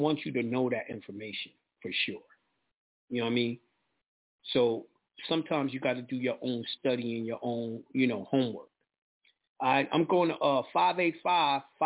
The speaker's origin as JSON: {"language": "English", "region": "New York", "country": "United States", "said": "I'm from New York"}